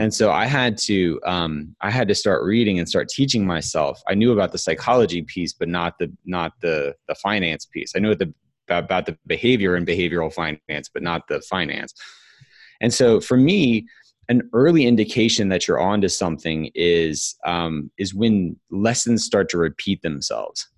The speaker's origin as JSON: {"language": "English", "town": "Huntsville", "region": "Alabama", "country": "United States", "tie": "born or raised there", "moved": "yes", "lives_now": "Atlanta, United States", "said": "grew up my whole uh, childhood in Huntsville, Alabama."}